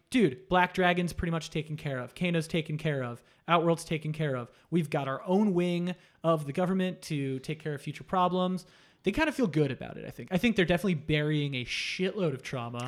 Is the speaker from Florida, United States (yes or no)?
yes; Florida, United States; I grew up in Florida